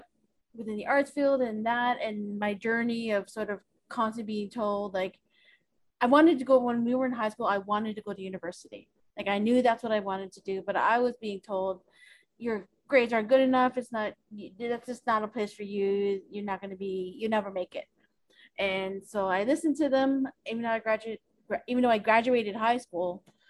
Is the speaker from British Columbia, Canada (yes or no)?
no; Toronto, Ontario, Canada; She was involved in the arts, Indigenous art scene here in Toronto. And just seeing, growing up